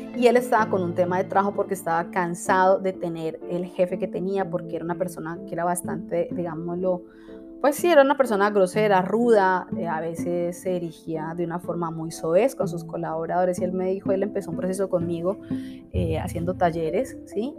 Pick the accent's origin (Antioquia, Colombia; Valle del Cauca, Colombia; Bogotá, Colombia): Valle del Cauca, Colombia; Cali; Cali, Colombia, que es mi ciudad natal, amo mi país.